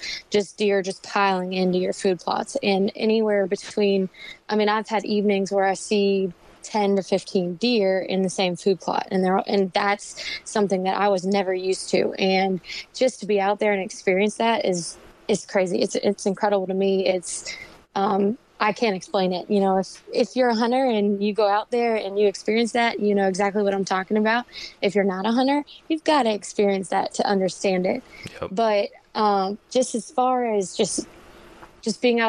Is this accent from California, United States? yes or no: no; Fredericksburg, Virginia, United States; moved away as an adult; I actually was born and raised in Fredericksburg, Virginia, and I just recently moved here with my boyfriend about a year ago now